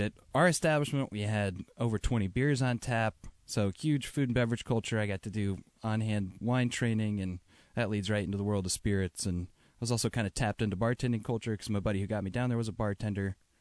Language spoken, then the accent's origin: English; Connecticut, United States; also born or lived in New York; now in Seattle, United States; I'm from Connecticut, but yeah, I was living in New York for, for a handful of years